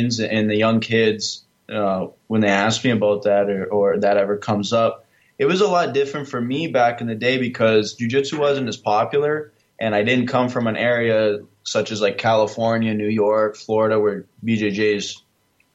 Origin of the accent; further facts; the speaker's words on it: Canada; moved away as an adult; now in Toledo, United States; I'm actually from Canada. So started in a small gym near my hometown in Canada